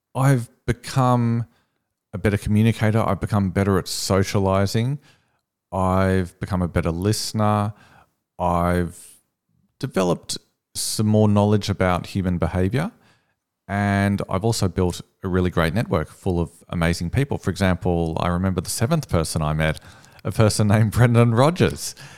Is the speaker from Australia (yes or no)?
yes; Sydney, New South Wales, Australia; I'm from Sydney.